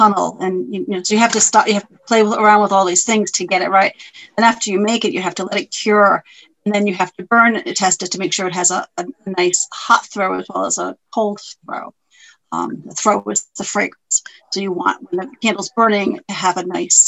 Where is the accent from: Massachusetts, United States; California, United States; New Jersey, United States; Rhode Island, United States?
Rhode Island, United States; Smithfield; also born or lived in South Kingstown, Rhode Island; I grew up in Smithfield. Now I live in South Kingstown.